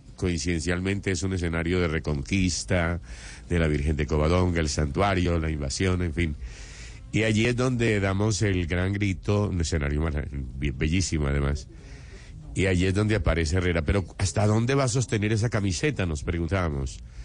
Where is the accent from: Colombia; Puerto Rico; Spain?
Colombia; Antioquia; yo soy antioqueño